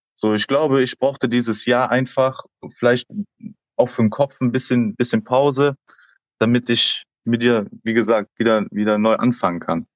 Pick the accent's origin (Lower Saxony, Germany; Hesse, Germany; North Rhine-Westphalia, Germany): North Rhine-Westphalia, Germany; Aachen; moved away; also born or lived in Northern Germany / Koblenz; ich bin ja gebürtiger Aachener.